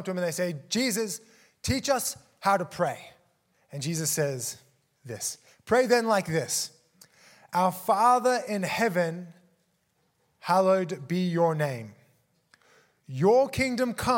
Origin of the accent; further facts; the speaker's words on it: Australia; also born or lived in South Africa; I'm from South Africa, was born there, immigrated to Australia when I was four with my family, grew up there